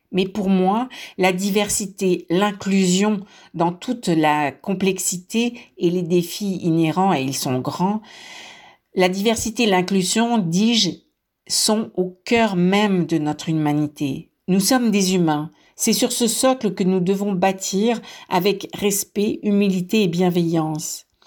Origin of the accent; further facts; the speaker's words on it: France; moved away; je suis née en France. Mon accent me trahit.